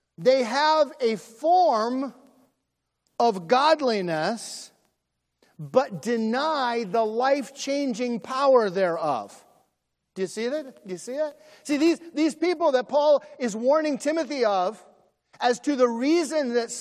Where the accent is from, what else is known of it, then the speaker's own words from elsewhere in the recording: United States; We as Americans, we are American Christians